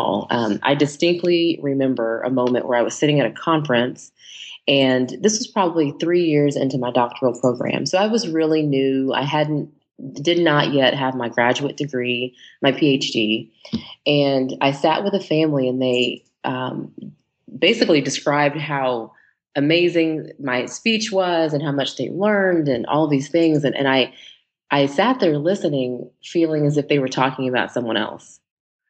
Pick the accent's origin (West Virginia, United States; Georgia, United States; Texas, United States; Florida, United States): Texas, United States; moved away as an adult; now in Los Angeles, United States; I am originally from Texas, and I love to start with that because I am a true native Texan, although I do reside in Los Angeles, California